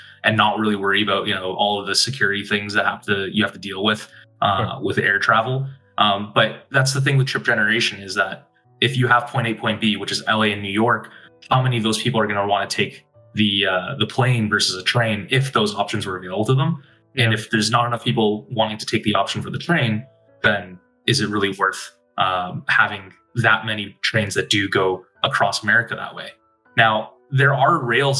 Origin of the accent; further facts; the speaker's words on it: Toronto, Ontario, Canada; now in Detroit, United States; before Detroit, I'm from Toronto.